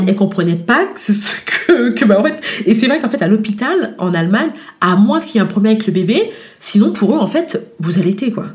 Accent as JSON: {"language": "French", "country": "France", "tie": "born or raised there", "also_born_or_lived": "Guadeloupe (parents' origin)", "moved": "as an adult", "lives_now": "Germany", "said": "je suis née en France, mais d'origine de parents, euh, de, parents de la Guadeloupe."}